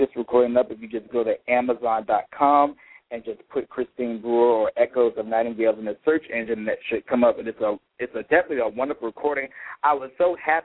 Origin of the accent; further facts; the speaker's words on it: Petersburg, Virginia, United States; my hometown of Petersburg, Virginia, where I'm from